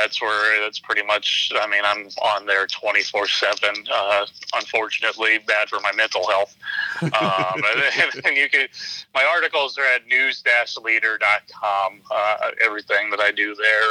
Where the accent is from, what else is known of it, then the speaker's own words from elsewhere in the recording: Normal, Illinois, United States; now in Springfield, United States; I'm from Normal